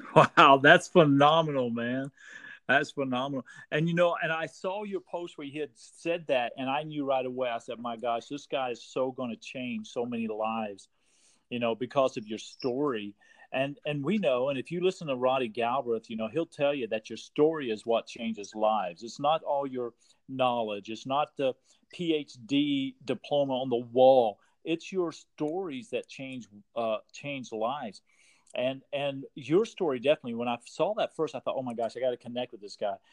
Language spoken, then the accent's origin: English; Texas, United States; moved away; I'm originally from Texas too. So okay. I'm, a, I'm a Texas boy